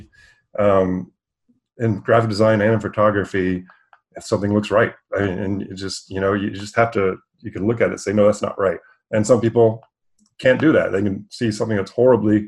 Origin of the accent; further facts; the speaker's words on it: Texas, United States; moved away as an adult; also born or lived in Los Angeles; I was born and raised in Texas